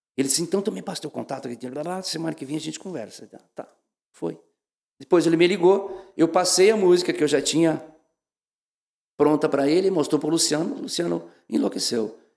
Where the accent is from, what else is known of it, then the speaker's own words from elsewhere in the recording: Campo Novo, Rio Grande do Sul, Brazil; moved away as an adult; also born or lived in Passo Fundo, Brazil / São Paulo, Brazil; now in Santa Catarina, Brazil; Mas eu sou do interior, do interior da cidade de Campo Novo, me criei rolando pedra nas canelas com meu pai